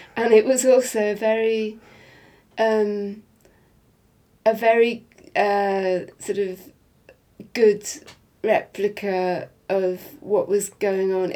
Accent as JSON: {"language": "English", "region": "Wales", "country": "United Kingdom", "tie": "born or raised there", "said": "in the part of Wales that I grew up"}